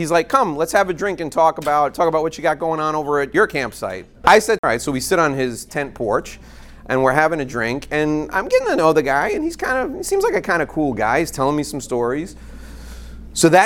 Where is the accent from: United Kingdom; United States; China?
United States; New York; I'm from New York